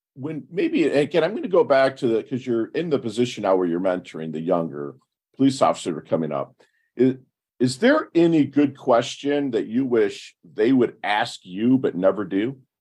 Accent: Detroit, Michigan, United States; I'm from Detroit. And a lot of my, my people my age, I'm 50

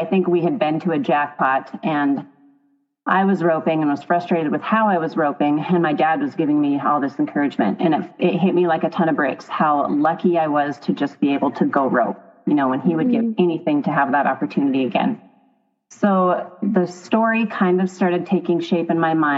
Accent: Roundup, Montana, United States; also born or lived in Dillon, Montana / Billings, Montana; I grew up in Roundup, Montana in the Bull Mountains.

